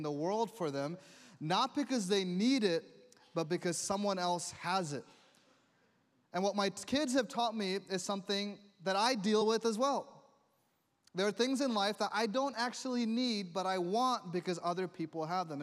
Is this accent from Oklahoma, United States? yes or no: no; New York, United States; growing up in New York